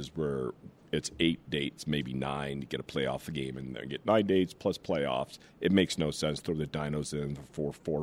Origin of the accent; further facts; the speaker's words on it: Southern Ontario, Canada; I grew up in Southern Ontario